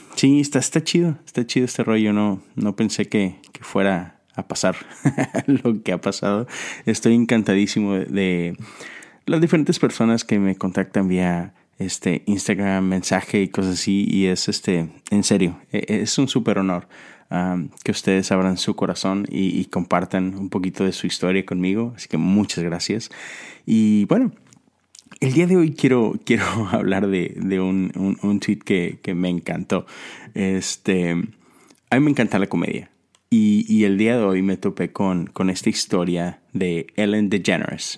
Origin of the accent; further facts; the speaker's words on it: Mexico; now in United States; Yo soy mexicano, pero vivo en Estados Unidos. Y volteo a mi país, a México